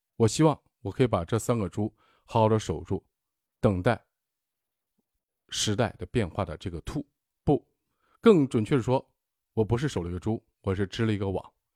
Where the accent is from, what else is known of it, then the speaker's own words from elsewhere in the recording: China; 我们中国人